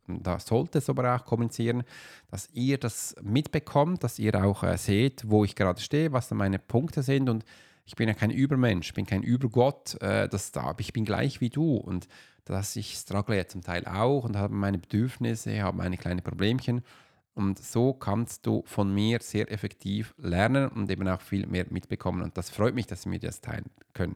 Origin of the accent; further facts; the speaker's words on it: Switzerland; wir reden ja schon ganz anders